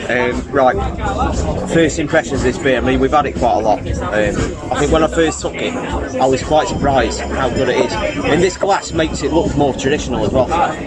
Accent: Crewe, North West England, United Kingdom; also born or lived in Nantwich; I was born and bred in Crewe

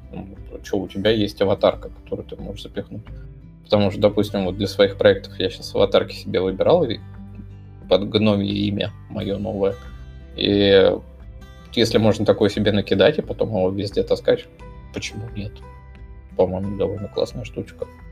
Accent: Moscow, Russia; accent: Moscow; со своим тут московским говором

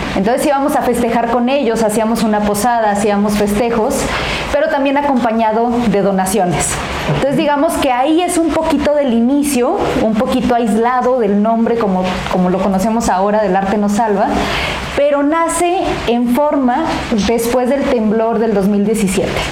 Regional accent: Mexico; así somos los mexicanos

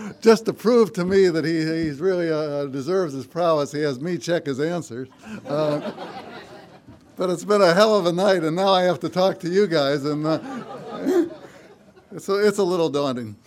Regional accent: Chicago, Illinois, United States; moved away; I grew up in Chicago. I haven't lived here as an adult, but I grew up here

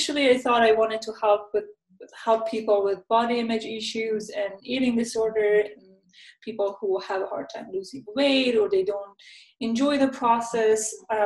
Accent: Vancouver, British Columbia, Canada; I'm from Vancouver, Canada

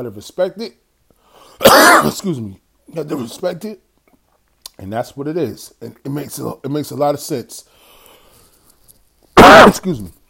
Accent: New York City, New York, United States; My hometown, New York City

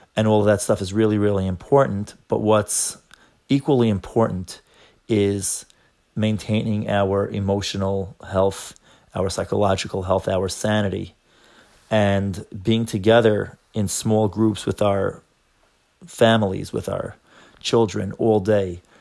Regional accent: New York, United States; I'm from New York

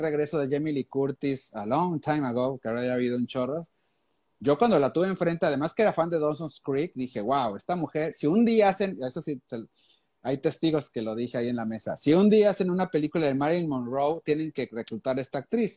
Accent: Monterrey, Nuevo León, Mexico; como buen regiomontano

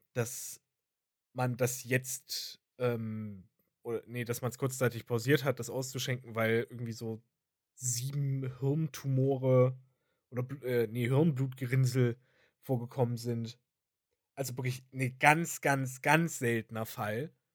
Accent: Thuringia, Germany; bei uns in Thüringen

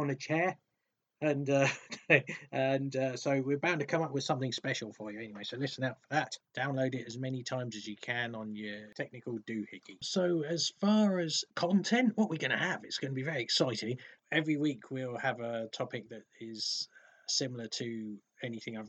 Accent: England, United Kingdom; accent: posh English; my posh English accent

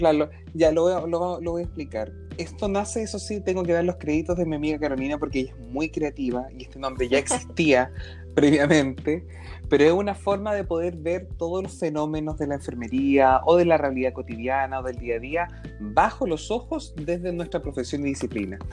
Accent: Concepción, Biobío, Chile; nosotros somos de Concepción ah. eh, y alrededores

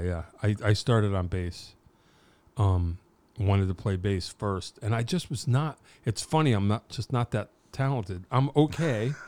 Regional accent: Wallingford, Connecticut, United States; I'm from Wallingford. It's a small town

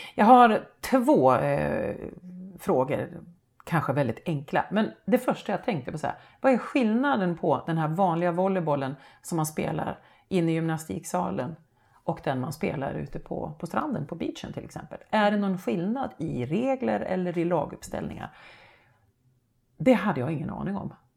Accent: Hälsingland, Gävleborg County, Sweden; accent: Hälsingemål; hemma i Rumstad där jag är uppvuxen

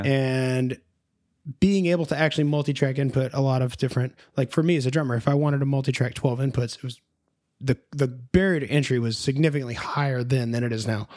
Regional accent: Nashville, Tennessee, United States; I was born and raised in Nashville, Tennessee.

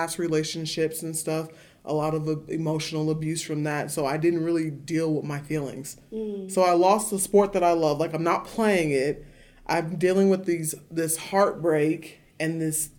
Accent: Bakersfield, California, United States; moved away as an adult; now in Montana, United States; I grew up in Bakersfield, so that's Southern California, just at the tip.

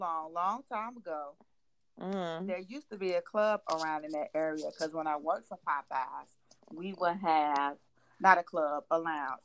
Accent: Chicago, Illinois, United States; I am definitely from Chicago. Born and raised. Been here.

